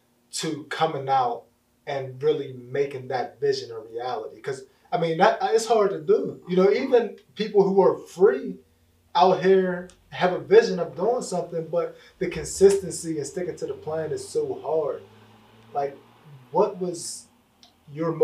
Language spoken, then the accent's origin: English; McKeesport, Pennsylvania, United States; we come from the McKeesport